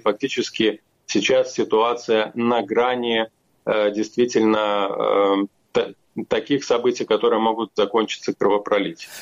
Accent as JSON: {"language": "Russian", "country": "Belarus", "said": "в нашей стране"}